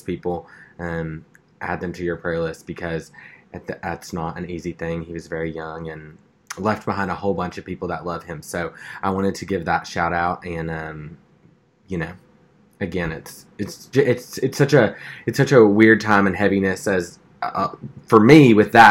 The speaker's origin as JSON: {"language": "English", "town": "Stuttgart", "region": "Arkansas", "country": "United States", "tie": "born or raised there", "moved": "yes", "said": "where I grew up in Stuttgart"}